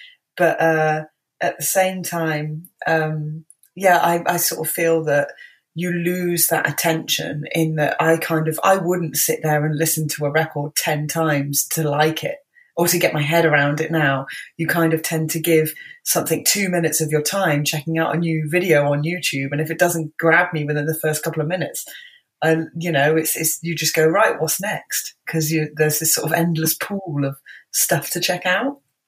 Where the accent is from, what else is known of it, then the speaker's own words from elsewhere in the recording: Bristol, South West England, United Kingdom; I was born and raised in Bristol. I don't have the accent. so yeah